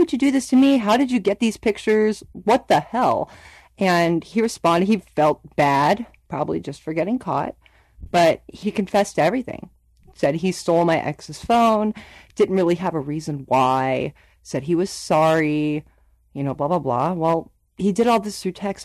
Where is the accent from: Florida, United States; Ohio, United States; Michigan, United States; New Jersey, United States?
Ohio, United States; Youngstown; I'm from Youngstown, Ohio